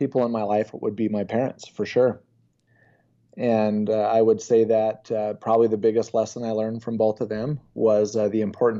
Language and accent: English; Spanish Fork, Utah, United States; Spanish Fork, Utah.